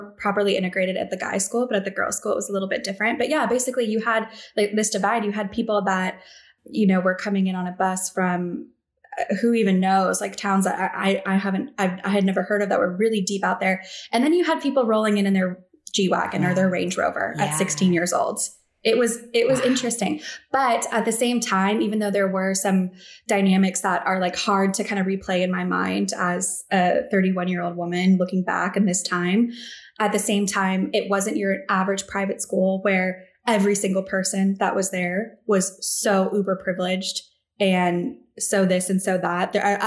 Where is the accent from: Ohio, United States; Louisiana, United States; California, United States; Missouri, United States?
California, United States; Walnut Creek; I am from Walnut Creek, California, which is a little suburb outside of San Francisco